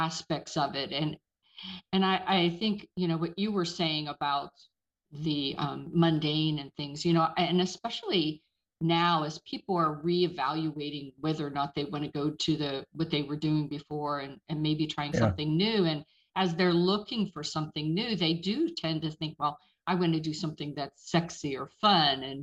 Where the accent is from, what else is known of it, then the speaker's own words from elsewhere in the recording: Pittsburgh, Pennsylvania, United States; now in Georgia, United States; I'm originally from Pittsburgh